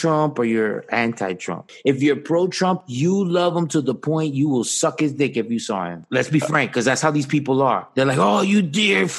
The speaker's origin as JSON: {"language": "English", "country": "United States", "tie": "born or raised there", "said": "I'm a black man because I grew up in the United States"}